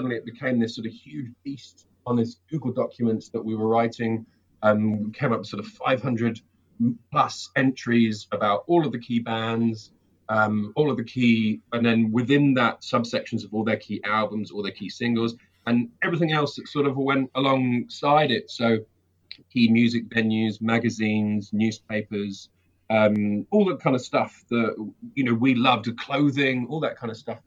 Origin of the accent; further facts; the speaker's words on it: England, United Kingdom; moved away as an adult; also born or lived in London; now in New Zealand; I'm originally from England, and I now live in New Zealand. Moved here about 3 years ago.